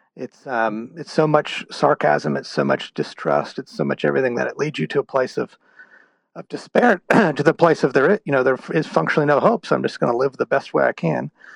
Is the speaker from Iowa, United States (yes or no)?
no; Houston, Texas, United States; moved away; I'm originally from the state of Texas. Um, I grew up in the Houston area